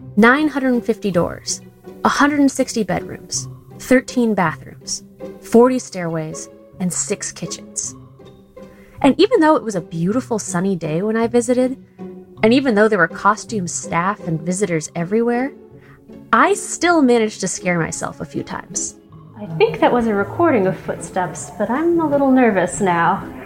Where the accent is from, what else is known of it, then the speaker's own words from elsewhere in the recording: San Jose, California, United States; Growing up in San Jose